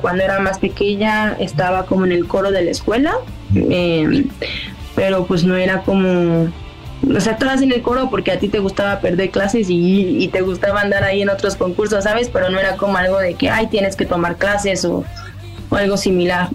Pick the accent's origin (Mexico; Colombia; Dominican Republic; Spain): Mexico; first language Spanish; Somos una banda mexicana